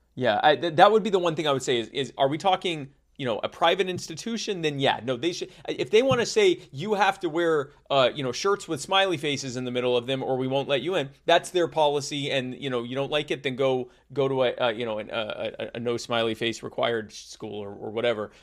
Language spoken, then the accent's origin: English; United States; being American and having been other places